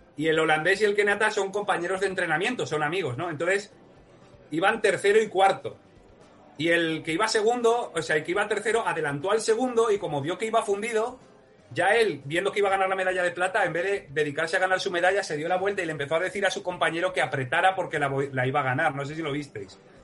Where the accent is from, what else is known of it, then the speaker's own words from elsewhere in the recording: Huesca, Aragon, Spain; soy de Huesca